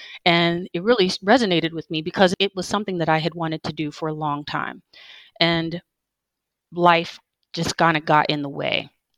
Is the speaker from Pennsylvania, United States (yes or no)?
yes; Pittsburgh, Pennsylvania, United States; moved away as an adult; also born or lived in Honolulu, Hawaii; now in Madaba, Jordan; I'm 51 years old, and I live in Madaba, Jordan. I was born and raised in Pittsburgh, Pennsylvania. And I joined the Navy when I was 17.